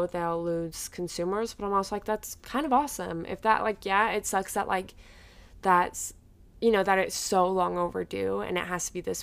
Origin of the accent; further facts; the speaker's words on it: Utah, United States; growing up in Utah, like 10 years ago